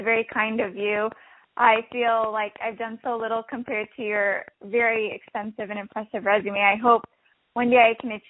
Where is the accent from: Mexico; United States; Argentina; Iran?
United States; my parents who came here from Pakistan, and I'm first-generation American